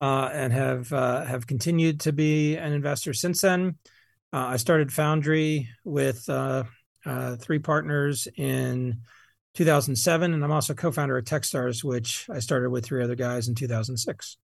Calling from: Boulder, Colorado, United States; I'm calling you from Boulder, Colorado.

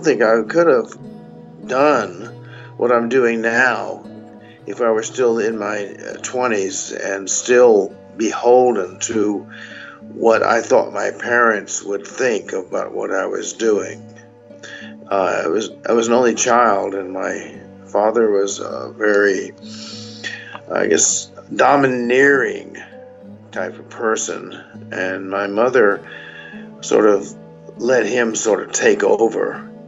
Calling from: Burbank, California, United States; I'm calling from Burbank, California. And I guess you'd say I'm over 60.

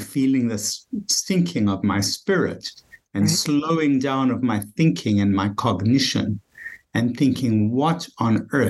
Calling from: Bethesda, Maryland, United States; Just outside of Washington, D.C., Bethesda, Maryland.

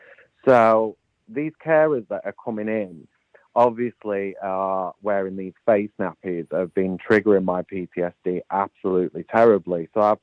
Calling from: Ashton-under-Lyne, North West England, United Kingdom; I'm calling from Ashton-under-Lyne in Manchester.

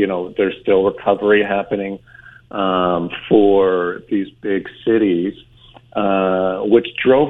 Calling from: Scottsdale, Arizona, United States; I am currently in Scottsdale, Arizona.

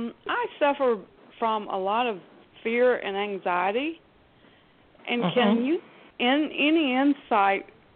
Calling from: Alabama, United States; I'm calling from Alabama.

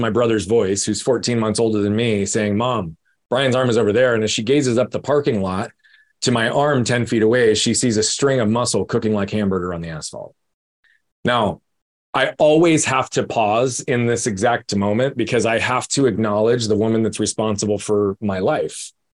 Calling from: Phoenix, Arizona, United States; I'm in Phoenix, Arizona.

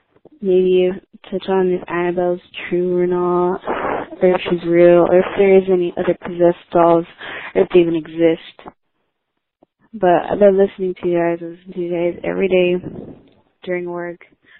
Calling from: Yakima, Washington, United States; I was calling you from Yakima, Washington.

